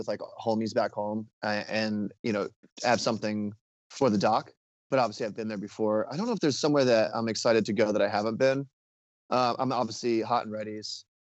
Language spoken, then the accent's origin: English; Ohio, United States; Being from the Midwest, you know, I grew up in Ohio and hockey was not a thing.